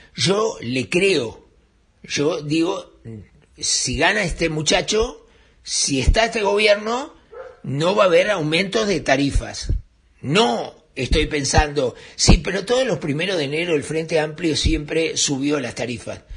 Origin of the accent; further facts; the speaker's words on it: Uruguay; los únicos perjudicados somos los uruguayos